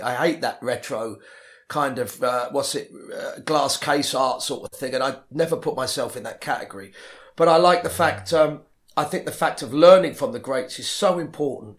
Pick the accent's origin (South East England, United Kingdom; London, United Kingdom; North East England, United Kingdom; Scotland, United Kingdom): London, United Kingdom; also born or lived in Ealing, London; I grew up in Le-, West London originally, La-, Latimer Road